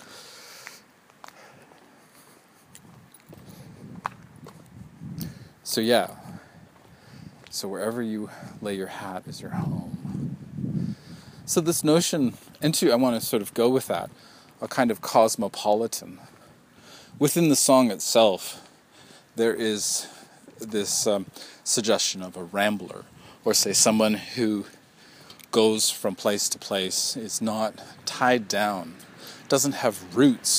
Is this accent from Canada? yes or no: yes; Saskatchewan, Canada; I was just in the wrong household. This is out in Saskatchewan